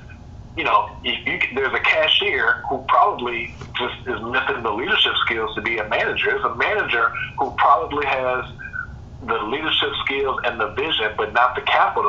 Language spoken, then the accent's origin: English; Texas, United States; as a Texan and a very, very proud Texan, but like profoundly proud